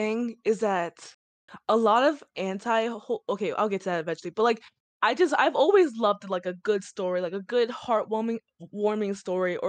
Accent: Chicago, Illinois, United States; I'm from Chicago

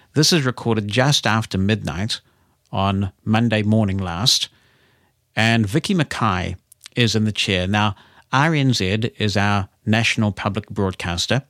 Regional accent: Auckland, New Zealand; we grew up in Auckland

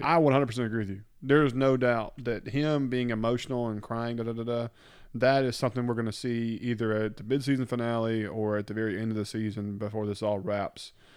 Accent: the South, United States; We're from the South

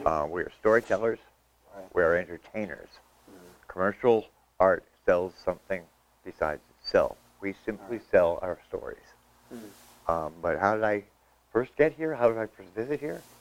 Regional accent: Vermont, United States; moved away as an adult; I was a kid from Vermont

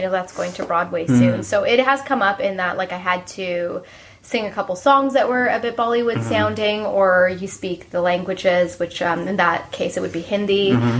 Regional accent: Ottawa, Ontario, Canada; I grew up in Ottawa.

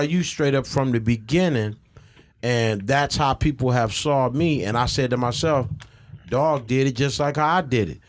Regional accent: Ecorse, Michigan, United States; also born or lived in Southwest Detroit, Michigan; I grew up out in Ecorse

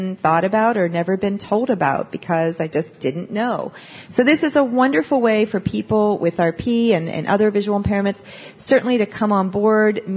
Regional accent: Pennsylvania, United States; I'm from Pennsylvania

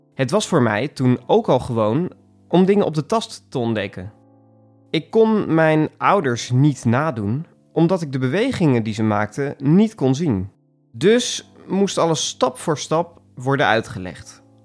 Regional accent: Markelo, Overijssel, Netherlands; Ik groeide op in het Twentse dorpje Markelo

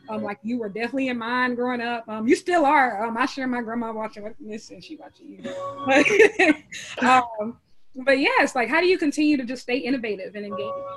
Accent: Columbia, South Carolina, United States; I'm born in Columbia, South Carolina

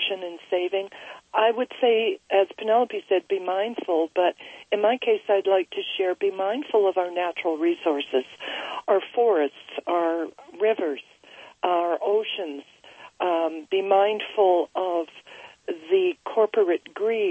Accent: Vancouver, British Columbia, Canada; I'm just outside of Vancouver, British Columbia

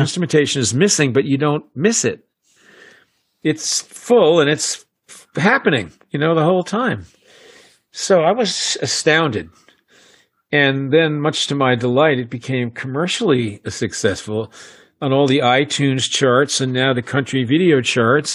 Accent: United States; I'm an American

